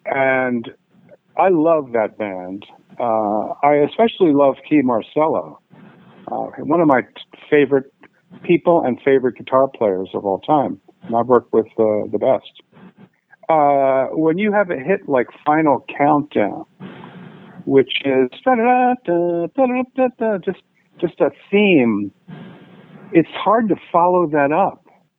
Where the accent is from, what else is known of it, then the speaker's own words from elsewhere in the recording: Philadelphia, Pennsylvania, United States; moved away as an adult; also born or lived in London; now in West Coast, United States; I grew up in Philly